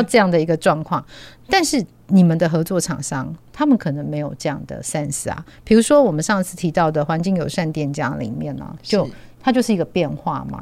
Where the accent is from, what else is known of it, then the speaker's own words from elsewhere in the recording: Tianwei, Changhua County, Taiwan; 我自己是乡下人啊，或是那个彰化，天尾的乡下人